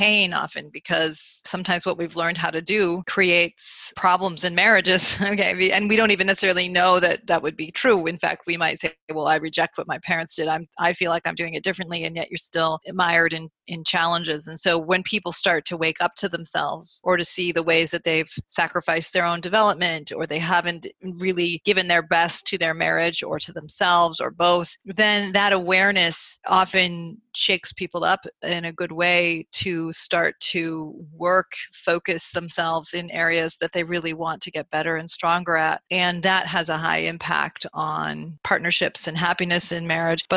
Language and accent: English; Burlington, Vermont, United States; moved away as an adult; also born or lived in New England; now in Chicago, United States; I grew up in Burlington, Vermont